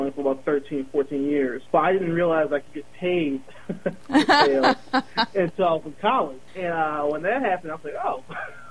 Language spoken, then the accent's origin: English; Baltimore, Maryland, United States; I grew up in Baltimore, Maryland